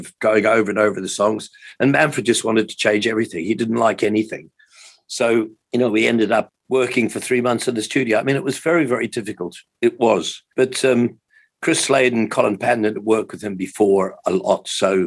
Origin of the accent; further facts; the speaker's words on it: Hamilton, Waikato, New Zealand; moved away as an adult; also born or lived in England / Auckland; I grew up in Hamilton, which is, I think, probably, I don't know, 50,000 people perhaps at that point in time.